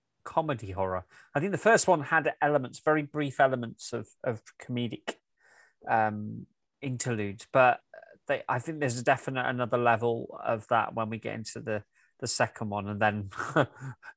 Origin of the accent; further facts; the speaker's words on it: England, United Kingdom; we're both English guys. I mean, you live in Scotland, I live in England.